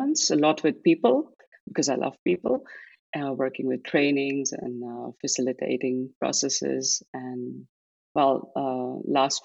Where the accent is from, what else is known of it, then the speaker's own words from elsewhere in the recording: Delhi, India; moved away as an adult; now in Netherlands; grew up in Delhi in a Sikh family